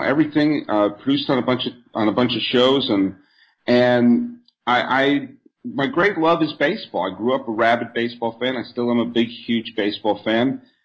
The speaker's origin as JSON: {"language": "English", "region": "New England", "country": "United States", "tie": "born or raised there", "also_born_or_lived": "Bay Area / New York", "moved": "yes", "said": "I grew up in New England"}